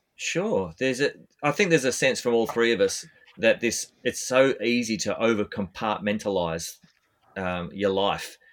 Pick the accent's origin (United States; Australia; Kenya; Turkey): Australia; I'm I'm an Australian bass player